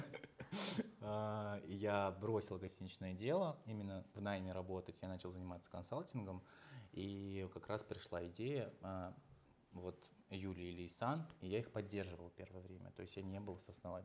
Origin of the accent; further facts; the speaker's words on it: Uzbekistan; now in Russia; родился в Узбекистане, я сам, м, там вырос